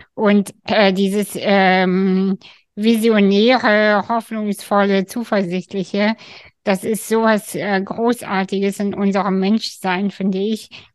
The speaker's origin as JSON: {"language": "German", "country": "Kazakhstan", "moved": "yes", "said": "ich bin aus Kasachstan"}